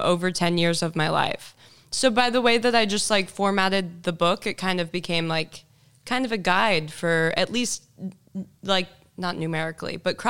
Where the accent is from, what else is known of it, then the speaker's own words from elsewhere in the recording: Houston, Texas, United States; moved away as an adult; also born or lived in Malibu, California / Venice Beach, California / Denver, Colorado; now in Los Angeles, United States; I grew up in Houston, Texas. Then I moved to California to attend Pepperdine University